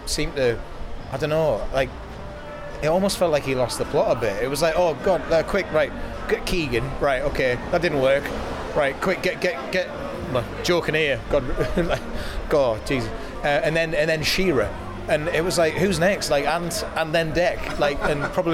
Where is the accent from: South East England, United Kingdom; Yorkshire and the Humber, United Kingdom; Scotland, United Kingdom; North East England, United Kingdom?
North East England, United Kingdom; County Durham; moved away as an adult; now in Newcastle, United Kingdom; I'm not from Newcastle, but it has always felt like home. Came to uni here, moved up here